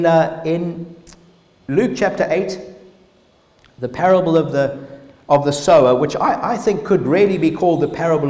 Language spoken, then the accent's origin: English; Zimbabwe; We grew up in Zimbabwe